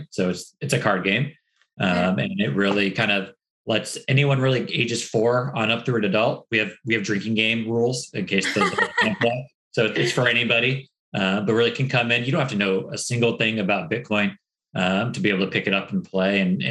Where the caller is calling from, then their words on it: San Diego, California, United States; We're in San Diego, California. So up in the over the West Coast.